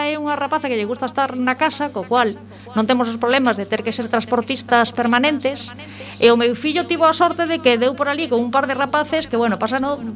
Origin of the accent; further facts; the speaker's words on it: A Coruña, Galicia, Spain; also born or lived in Lugo; son, son da Coruña